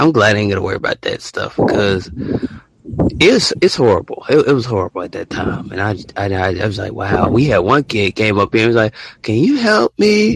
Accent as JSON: {"language": "English", "region": "Alabama", "country": "United States"}